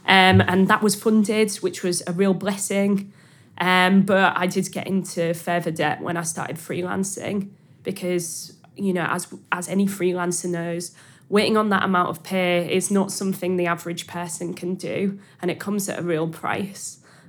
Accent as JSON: {"language": "English", "town": "Hull", "region": "Yorkshire and the Humber", "country": "United Kingdom", "accent": "Hull", "said": "My accent's cleaved off a bit, which I'm really frustrated about. It's now this broad mess rather than, like, a specifically Hull accent."}